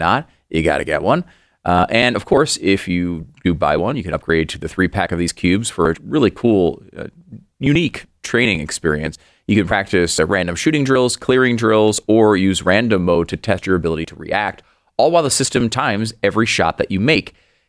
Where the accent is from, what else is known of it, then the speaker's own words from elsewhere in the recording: Northeast, United States; I understand that it's a different culture than when I grew up in the East Coast, the Northeast.